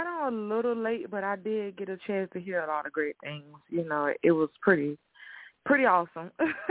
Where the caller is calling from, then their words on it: Tallahassee, Florida, United States; Yes, Tallahassee, Florida. Yes, ma'am.